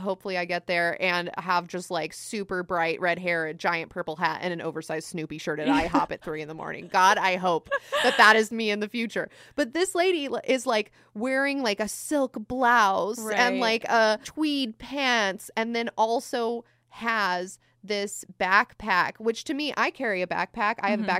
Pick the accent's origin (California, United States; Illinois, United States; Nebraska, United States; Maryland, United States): California, United States; I'm working class American. I just feel like, but I mean, I'm also from California